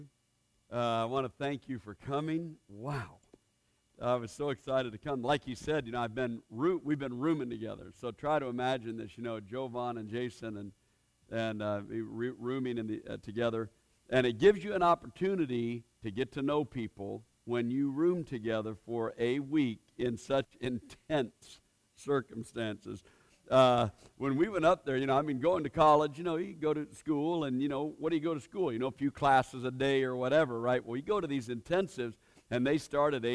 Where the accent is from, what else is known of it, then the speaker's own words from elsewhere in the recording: Portland, Oregon, United States; I grew up in Portland, Oregon, and we didn't go to church.